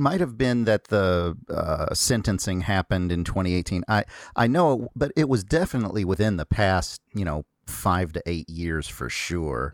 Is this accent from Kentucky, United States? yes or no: yes; Kentucky, United States; I'm from Kentucky